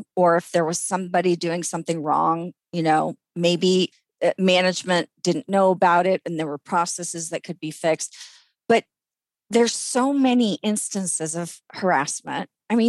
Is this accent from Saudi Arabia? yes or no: yes; Saudi Arabia; I grew up in the Middle East where discrimination was not only not unlawful, it was the law. My parents' ID cards in Saudi Arabia had their religion and their national origin.